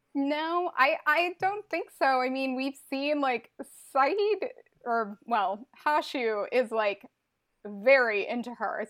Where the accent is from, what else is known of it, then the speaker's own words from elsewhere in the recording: Montreal, Quebec, Canada; I am from Montreal, Quebec, in Canada